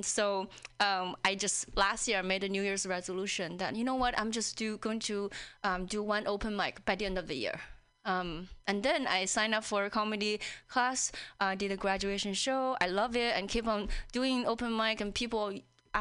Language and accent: English; China; English is a second language; moved away as an adult; also born or lived in Indiana, United States; now in Seattle, United States; I'm an outsider, you know, whether when I was in China